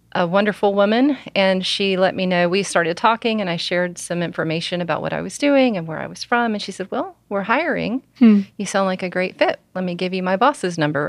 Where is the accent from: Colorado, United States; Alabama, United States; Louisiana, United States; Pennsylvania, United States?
Alabama, United States; also born or lived in Oklahoma; I'm from Alabama